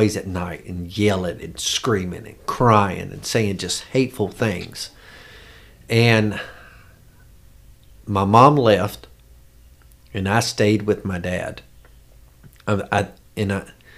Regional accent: York, South Carolina, United States; also born or lived in Charleston, South Carolina; I grew up in York, South Carolina.

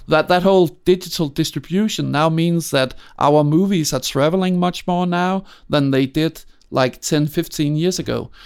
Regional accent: Copenhagen, Capital Region of Denmark, Denmark; I grew up in Denmark

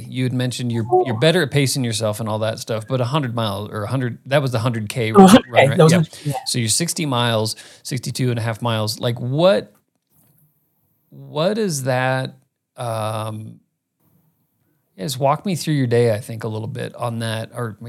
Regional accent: Phoenix, Arizona, United States; now in Colorado, United States; I'm from Phoenix. That's where we were founded. Actually, I moved up to Colorado.

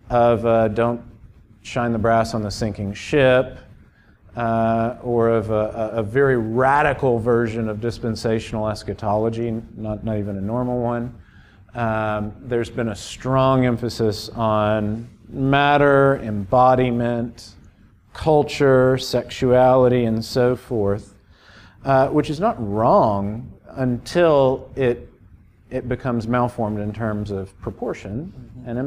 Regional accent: Miami, Florida, United States; I grew up in Miami. 3% of folks in the metro area go to church

